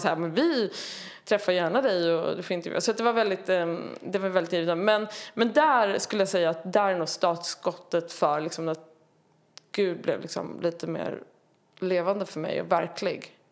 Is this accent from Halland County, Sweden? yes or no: no; Tyresö, Stockholm County, Sweden; Tyresö, eh, strax utanför Stockholm, förort ja. Stockholm. Mm. Eh, där växte jag upp i en eh, pingsförsamling